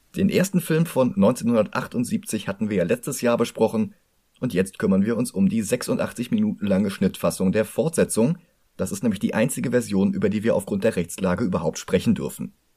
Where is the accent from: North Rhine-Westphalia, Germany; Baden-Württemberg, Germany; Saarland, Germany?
North Rhine-Westphalia, Germany; Cologne; für mich als Kölner